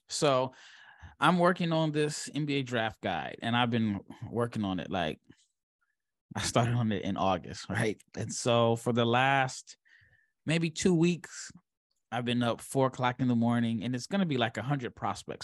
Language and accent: English; Omaha, Nebraska, United States; I'm from Omaha, Nebraska. I was born and raised.